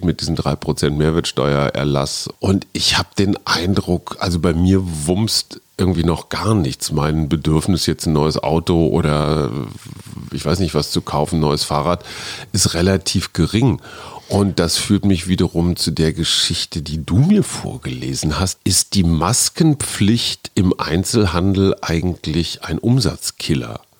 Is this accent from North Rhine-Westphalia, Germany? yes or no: yes; Münster, North Rhine-Westphalia, Germany; now in Berlin, Germany; meiner Heimatstadt Münster